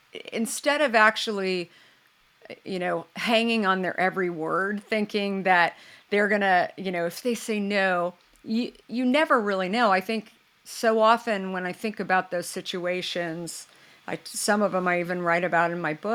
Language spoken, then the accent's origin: English; Scottsdale, Arizona, United States; I grew up in Scottsdale